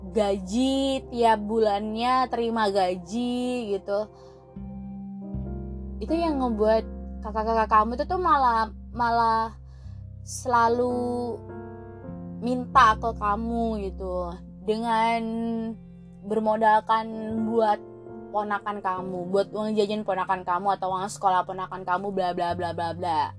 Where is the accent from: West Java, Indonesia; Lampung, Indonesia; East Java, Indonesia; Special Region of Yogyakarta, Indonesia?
East Java, Indonesia; Surabaya; malu ya aku orang Jawa aku orang Surabaya